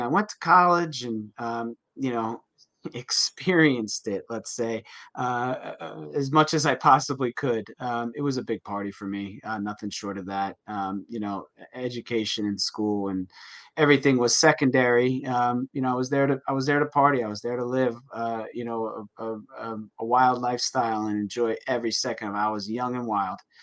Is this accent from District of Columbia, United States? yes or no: no; New Jersey, United States; I grew up in New Jersey. I'm in New Jersey now